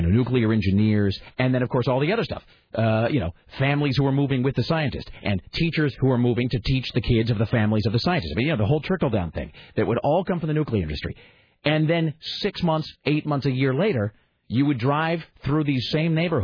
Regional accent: Kennewick, Washington, United States; moved away; I grew up in a town called Kennewick, Washington, which is a stone's throw from the Hanford nuclear facility

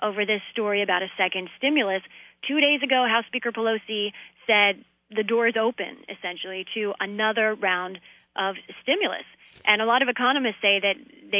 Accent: Washington, District of Columbia, United States; this is my hometown

